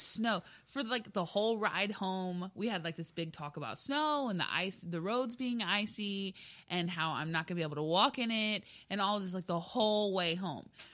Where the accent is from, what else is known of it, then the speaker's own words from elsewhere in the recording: South Texas, United States; moved away; I'm from South Texas? We don't get snow.